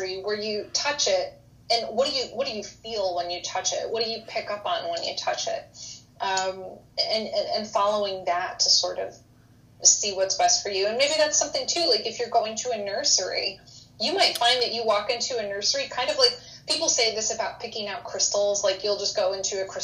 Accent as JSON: {"language": "English", "region": "Connecticut", "country": "United States", "tie": "born or raised there", "also_born_or_lived": "Tennessee", "moved": "yes", "said": "I grew up in Connecticut"}